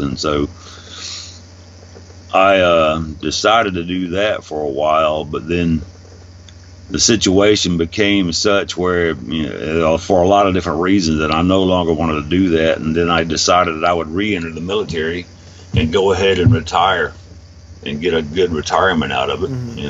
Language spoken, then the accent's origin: English; Alabama, United States; Well, I was born in Alabama